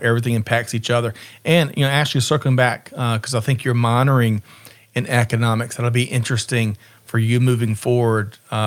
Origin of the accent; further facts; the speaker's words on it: Aiken, South Carolina, United States; moved away; growing up in Aiken, South Carolina